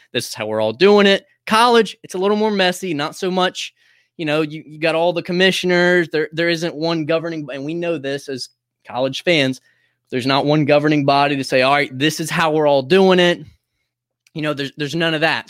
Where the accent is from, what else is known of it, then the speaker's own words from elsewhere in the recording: Greensboro, North Carolina, United States; also born or lived in High Point, North Carolina; my hometown of Greensboro